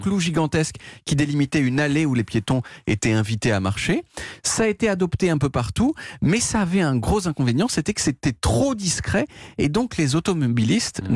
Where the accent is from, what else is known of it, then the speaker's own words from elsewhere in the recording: France; je suis français